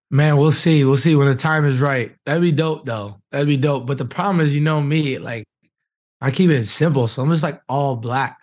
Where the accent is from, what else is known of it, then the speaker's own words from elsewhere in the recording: Wisconsin, United States; now in Indianapolis, United States; I'm from Wisconsin